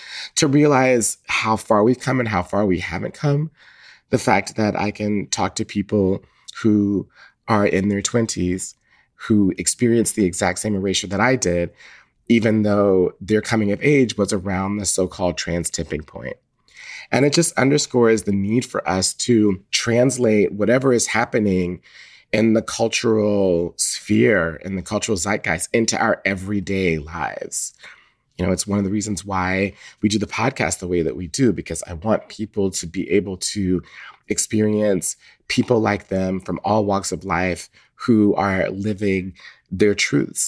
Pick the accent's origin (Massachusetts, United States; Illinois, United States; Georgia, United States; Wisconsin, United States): Georgia, United States; Atlanta; I grew up in Atlanta, Georgia, mostly in the 1980s